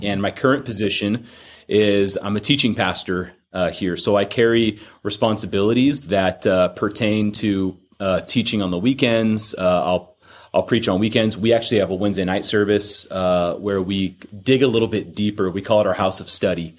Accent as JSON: {"language": "English", "town": "Fullerton", "region": "California", "country": "United States", "tie": "born or raised there", "lives_now": "Corona, United States", "said": "I'm a Orange County kid, born and raised out in Fullerton"}